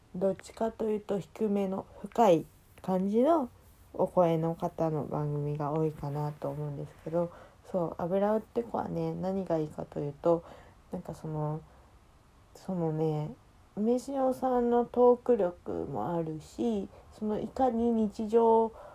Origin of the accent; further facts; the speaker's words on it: Kansai, Japan; 私も関西出身だから